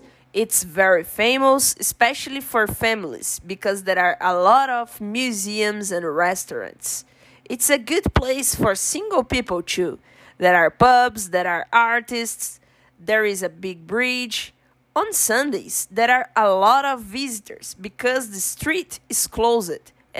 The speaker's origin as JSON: {"language": "English", "country": "Brazil", "said": "I'm from Brazil, I'm a med student, I'm 23 years old"}